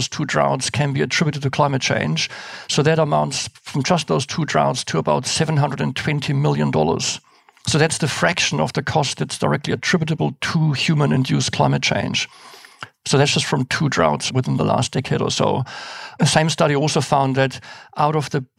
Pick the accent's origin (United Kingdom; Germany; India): Germany; moved away as an adult; now in New Zealand; So I was born and raised in Germany. I came to New Zealand in the early 90s.